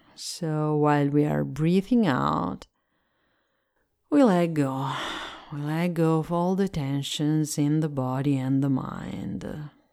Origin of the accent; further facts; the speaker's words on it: Italy; English is a second language; I'm Italian and I speak English as a second language